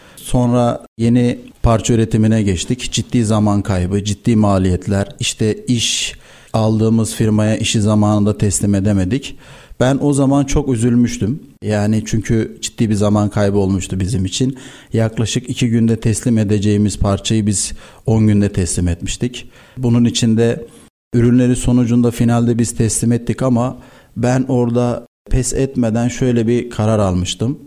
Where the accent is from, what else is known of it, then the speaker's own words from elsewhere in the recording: Istanbul, Turkey; 1990 İstanbul doğumluyum. İlk öğrenim, orta ve lise öğrenimi İstanbul'da tamamladım.